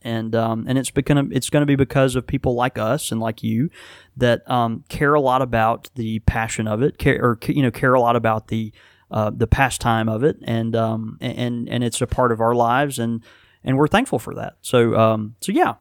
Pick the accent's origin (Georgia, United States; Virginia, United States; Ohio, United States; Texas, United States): Texas, United States; Houston; now in Mississippi, United States; I was born in Houston, Texas